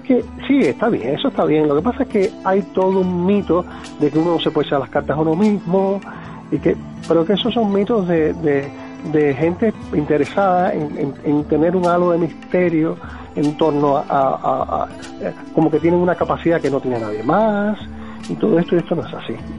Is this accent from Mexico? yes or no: no; Cuba; moved away; yo nací en Cuba eh, en el año 57